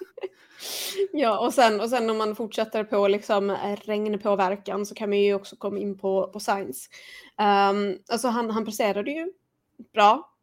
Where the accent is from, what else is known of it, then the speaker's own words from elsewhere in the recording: Sweden; som svensk